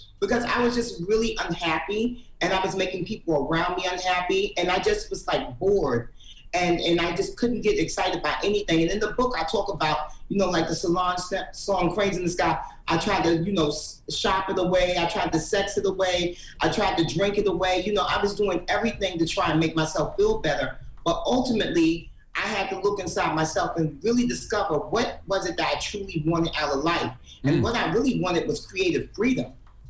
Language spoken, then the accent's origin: English; Harlem, New York, United States; Because, you know, I'm from Harlem. I'm from 150th Street and 8th Avenue.